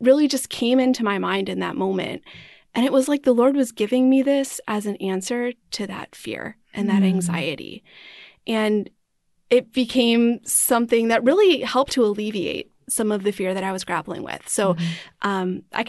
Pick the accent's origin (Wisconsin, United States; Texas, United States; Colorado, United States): Wisconsin, United States; also born or lived in Pennsylvania / Arizona; now in St. Louis, United States; And I was born in Pennsylvania, but I grew up in Wisconsin and Arizona. So a little bit of a nomadic upbringing, but usually claim Wisconsin as my home.